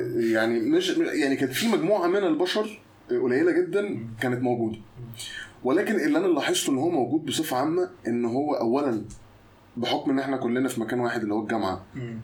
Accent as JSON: {"language": "Arabic", "town": "Mansoura", "region": "Dakahlia", "country": "Egypt", "tie": "born or raised there", "said": "انا مولود في المنصوره"}